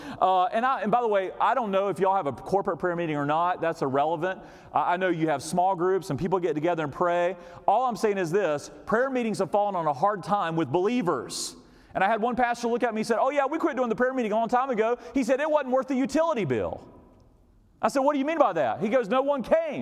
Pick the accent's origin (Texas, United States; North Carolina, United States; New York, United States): North Carolina, United States; I grew up here in North Carolina